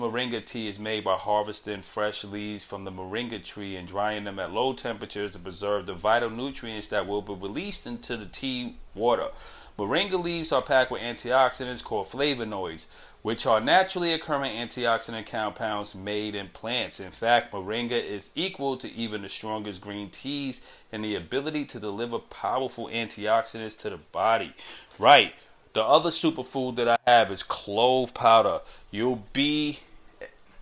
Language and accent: English; New York City, New York, United States; I'm a kid from Brooklyn